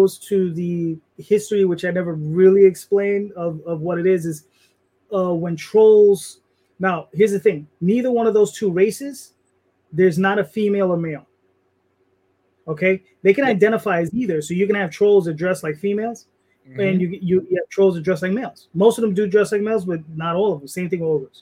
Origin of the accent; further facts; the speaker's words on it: New York, United States; I'm Hispanic, you're Hispanic, we're Puerto Rican, we're from New York